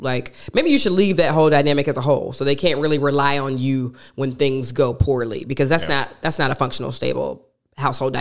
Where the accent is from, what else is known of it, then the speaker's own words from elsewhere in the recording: Athens, Georgia, United States; now in Atlanta, United States; I was born and raised in Athens, Georgia